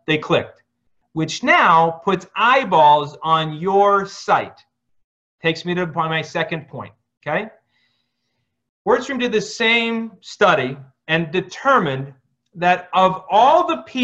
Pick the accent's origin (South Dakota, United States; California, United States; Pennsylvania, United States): Pennsylvania, United States; Scranton; moved away as an adult; also born or lived in Phoenix, Arizona; I'm from Scranton